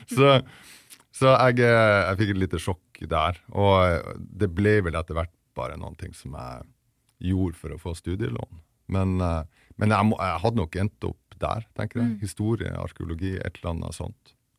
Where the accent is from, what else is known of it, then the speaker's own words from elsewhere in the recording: Vesterålen, Nordland, Norway; moved away as an adult; i et sånn lite fiskevær eh, som heter Nyksund, som ligger på yttersida av av Vesterålen, der jeg kommer fra